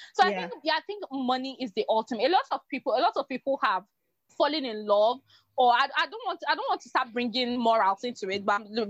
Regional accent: Nigeria; as a Nigerian

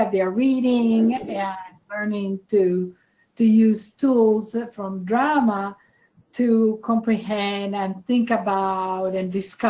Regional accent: Medellín, Antioquia, Colombia; moved away; I was born in Medellin, Colombia.

